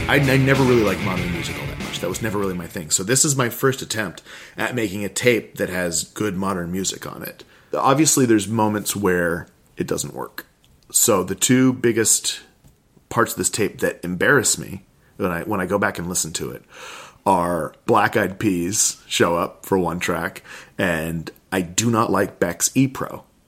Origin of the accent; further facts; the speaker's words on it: Kodiak, Alaska, United States; also born or lived in Anchorage, Alaska; it would take 20 minutes to get anywhere in my hometown in Kodiak